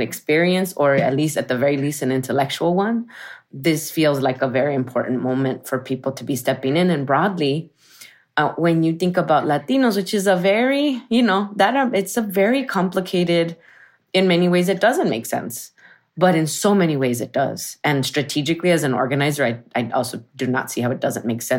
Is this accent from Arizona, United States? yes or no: yes; Arizona, United States; moved away as an adult; also born or lived in San Francisco Bay Area; I'm from Arizona, Southwest. I'm from a barrio that is Mexican, Chicano, and Yaqui